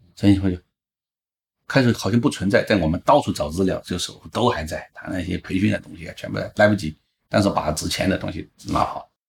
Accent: Guizhou, China; 因为贵州是我的家乡

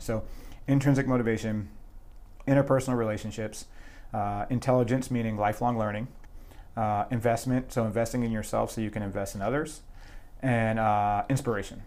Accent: New Jersey, United States; moved away as an adult; initially I joined the, the New Jersey National Guard, so I'm from New Jersey

